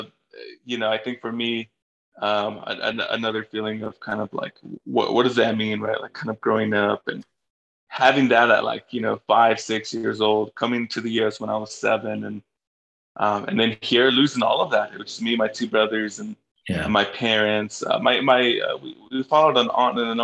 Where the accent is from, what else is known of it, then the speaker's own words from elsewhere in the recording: Los Angeles, California, United States; also born or lived in Bolivia; I grew up in Northeast LA, Highland Park